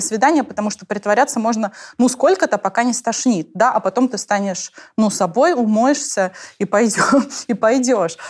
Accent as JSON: {"language": "Russian", "region": "Tatarstan", "country": "Russia", "said": "я же из Татарстана"}